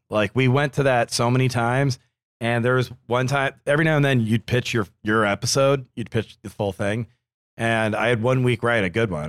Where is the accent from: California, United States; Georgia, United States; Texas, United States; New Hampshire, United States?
New Hampshire, United States; I only speak English and some French, uh, as I'm from New Hampshire